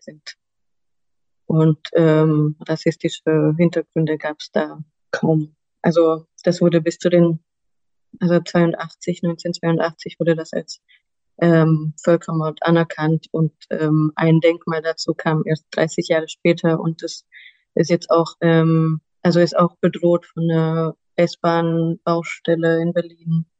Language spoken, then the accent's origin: German; Romania; now in Germany; ich komme ursprünglich aus Rumänien